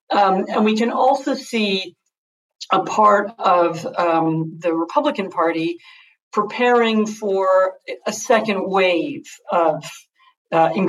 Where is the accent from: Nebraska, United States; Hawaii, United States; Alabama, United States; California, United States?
California, United States; Los Angeles; from Los Angeles, California.